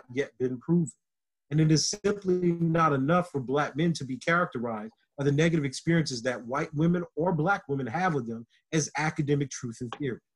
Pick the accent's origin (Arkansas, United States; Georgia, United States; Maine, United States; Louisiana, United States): Louisiana, United States; Lake Charles; moved away; also born or lived in Southern Illinois; a black boy from Lake Charles, Louisiana